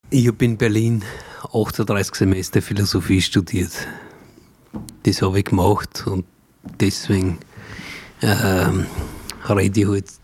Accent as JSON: {"language": "German", "area": "Mühlviertel", "region": "Upper Austria", "country": "Austria", "tie": "born or raised there", "said": "ich bin geboren im Müllviertel, mhm. so wie du auch. Ja. Allerdings nur viel weiter oben, also da wo es wirklich schon Richtung tschechische, bayerische Grenze geht. Äh, Rohrbach"}